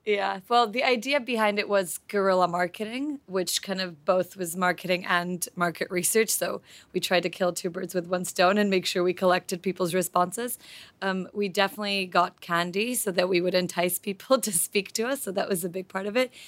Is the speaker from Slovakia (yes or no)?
yes; Slovakia; now in London, United Kingdom; I'm originally from Slovakia, but I lived in London for the last few years before the M B